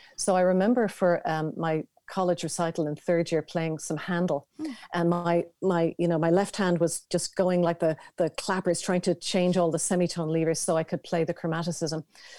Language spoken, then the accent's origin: English; Dublin, Leinster, Ireland; I was born in Dublin